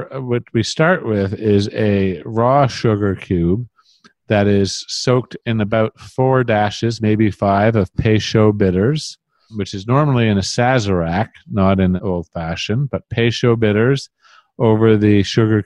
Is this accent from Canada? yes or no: yes; Canada; As a Canadian